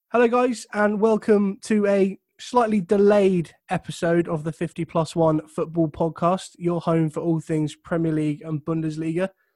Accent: England, United Kingdom; I'm English

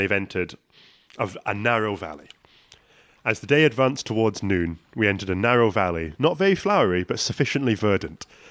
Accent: Scotland, United Kingdom; I'm from Scottish

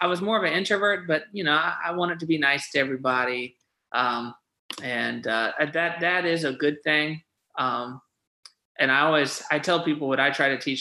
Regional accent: Cheyenne, Wyoming, United States; I'm actually from Cheyenne, Wyoming. So I was born out there, and we lived on a chicken farm.

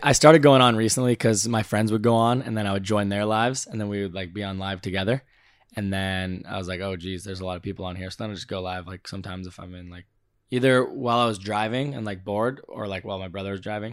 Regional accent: Valencia, California, United States; I'm from Valencia, California

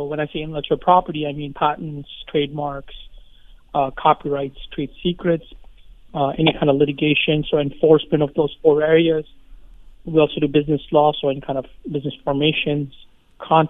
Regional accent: Shelby Township, Michigan, United States; I'm Indian, but I was raised in Michigan

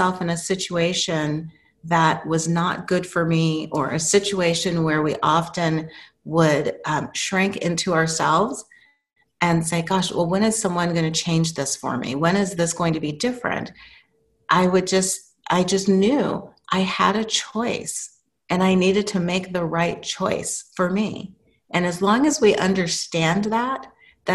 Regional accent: New Mexico, United States; moved away as an adult; I was growing up in New Mexico in high school and had gone to my first year college in New Mexico

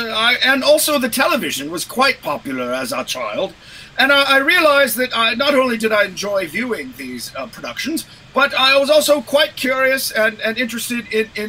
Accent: Los Angeles, California, United States; I was raised in the Los Angeles area.

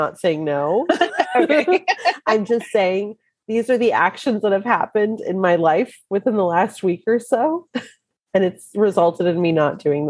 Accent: New York City, New York, United States; accent: Brooklyn; your Brooklyn accent, which is what I do every so often, just because that's who I am.

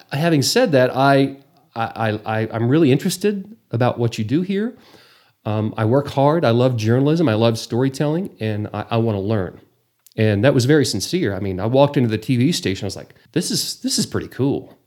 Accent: Borger, Texas, United States; also born or lived in Amarillo; born and raised, graduated from Borger High School

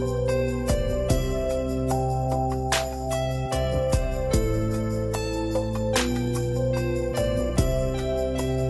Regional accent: United States; now in Shanghai, China; I'm African American

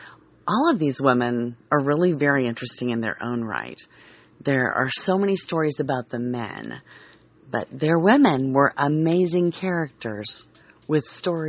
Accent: Dodge City, Kansas, United States; I grew up in Dodge City and spent my teenage summers working at Boot Hill Museum.

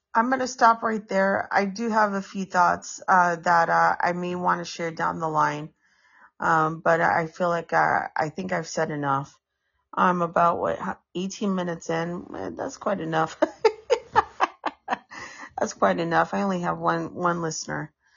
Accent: San Francisco, California, United States; Specifically, specifically in San Francisco

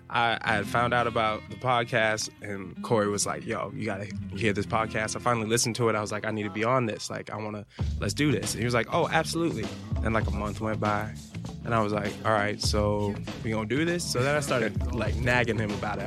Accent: Fort Lauderdale, Florida, United States; I'm from Fort Lauderdale, Florida

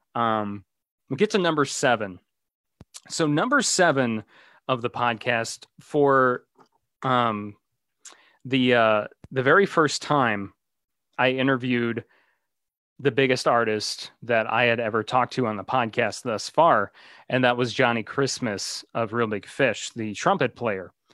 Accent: Kankakee, Illinois, United States; also born or lived in Chicagoland; here in my hometown area of Kankakee

